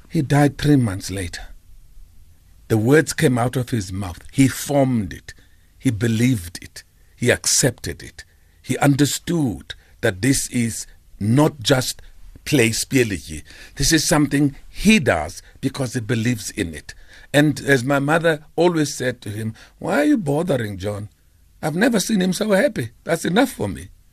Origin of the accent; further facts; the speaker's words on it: Port Elizabeth, Eastern Cape, South Africa; I'm from New Brighton, Airport Elizabeth.